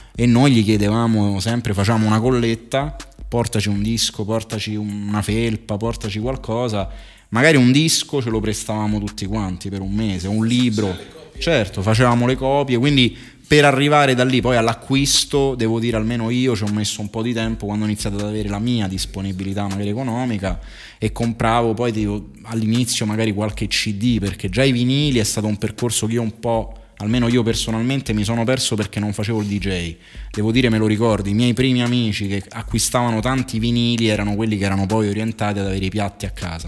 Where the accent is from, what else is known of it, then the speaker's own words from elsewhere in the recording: Rome, Lazio, Italy; Sono nato a Roma